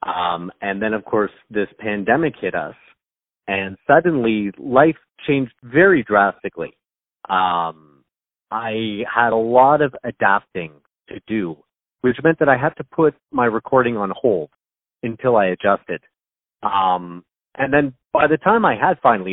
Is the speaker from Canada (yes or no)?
yes; Canada; I'm Canadian. I'm from Canada. I live near Toronto, which is in Ontario